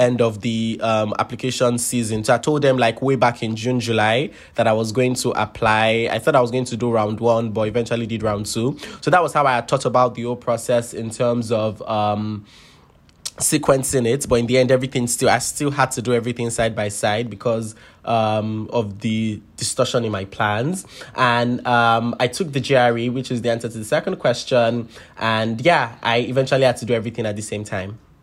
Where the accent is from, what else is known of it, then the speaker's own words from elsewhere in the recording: Lagos, Nigeria; moved away as an adult; I grew up born and bred in Lagos, Nigeria.